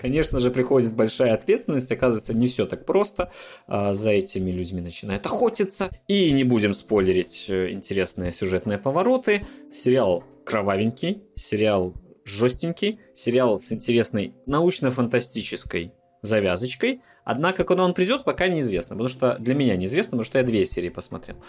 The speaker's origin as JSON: {"language": "Russian", "region": "Minsk", "country": "Belarus", "moved": "yes", "lives_now": "Poland", "said": "белорусы, живущие там в Минске"}